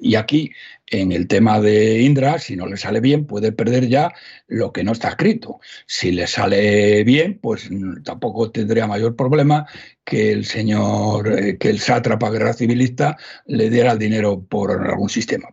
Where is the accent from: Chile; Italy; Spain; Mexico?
Spain; Salamanca, Castile and León; en mi pueblo, don César, que somos gente muy leída, ¿eh? los ah. de Salamanca, somos gente muy leída